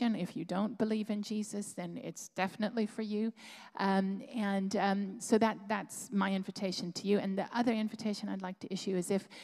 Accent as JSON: {"language": "English", "country": "United States", "moved": "as an adult", "lives_now": "Plymouth, United Kingdom", "said": "I'm American"}